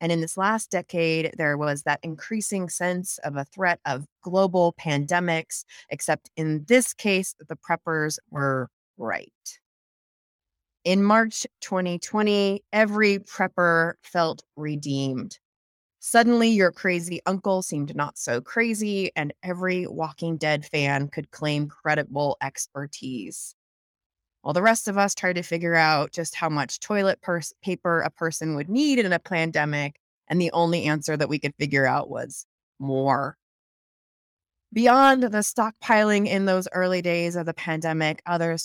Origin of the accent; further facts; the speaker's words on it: the Northwest, Pacific Northwest, United States; moved away; also born or lived in Colorado; I grew up in the Northwest